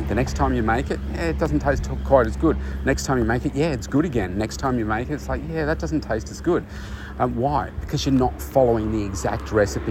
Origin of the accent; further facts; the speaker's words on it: Bendigo, Victoria, Australia; moved away as an adult; my hometown of, of Bendigo, which is a couple of hours from where I live now